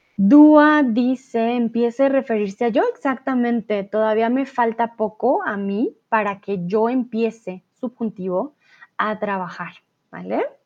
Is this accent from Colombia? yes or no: yes; Colombia; first language Spanish